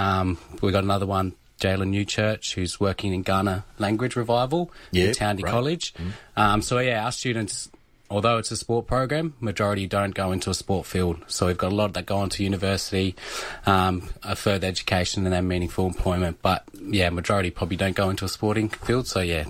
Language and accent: English; Alice Springs, Northern Territory, Australia; also born or lived in North Queensland; now in Adelaide, Australia; So I was born in Alice Springs. My Aboriginal family's from North Queensland, Gugi, Langi and Birriggubba. So my mum's a Pearson, but I was born in Alice Springs. I've lived down here in Adelaide for 20 years